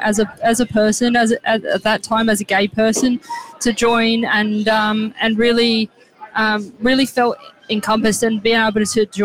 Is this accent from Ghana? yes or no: no; South Australia, Australia; now in Victoria, Australia; Yeah, so I moved from South Australia to Victoria, and I always knew I wanted to be a police officer.